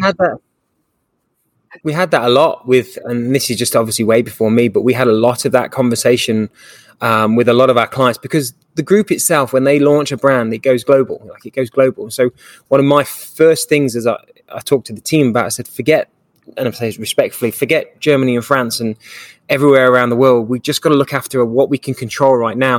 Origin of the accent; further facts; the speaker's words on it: England, United Kingdom; now in Dallas, United States; I'm an English guy